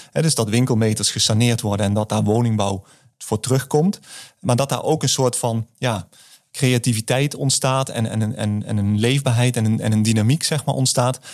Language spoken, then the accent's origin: Dutch; the south, Netherlands; accent: southern; aan mijn tongval hoor je misschien ook dat ik eh, uit het, eh, uit het zuiden kom.